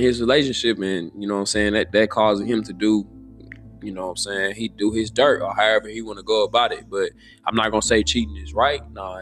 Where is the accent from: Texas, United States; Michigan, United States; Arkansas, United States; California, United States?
Texas, United States; Houston; I'm from Houston.